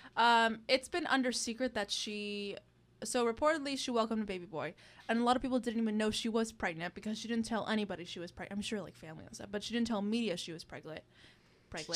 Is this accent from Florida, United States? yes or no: yes; Miami, Florida, United States; Miami, my hometown.